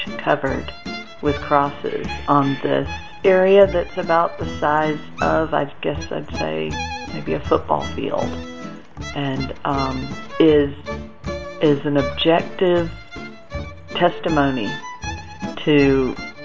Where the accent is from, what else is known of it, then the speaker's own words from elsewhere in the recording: Atlanta, Georgia, United States; I'm from Atlanta, Georgia